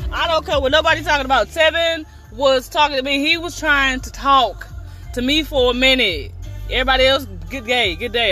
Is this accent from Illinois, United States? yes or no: yes; East St. Louis, Illinois, United States; a native of the 618 East St. Louis Champions, 618 Flyers, East St. Louis Flyers. I'm so proud to say that's my hometown